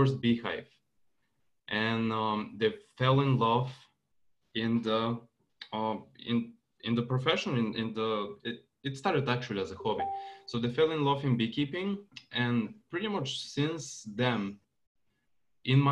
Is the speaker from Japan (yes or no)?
no; Bulgaria; moved away; also born or lived in Santa Clara, California; move back to my home country with Jen